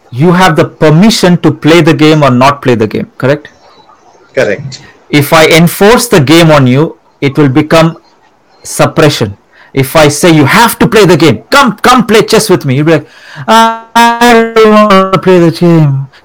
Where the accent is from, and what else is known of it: India; born or raised there; moved away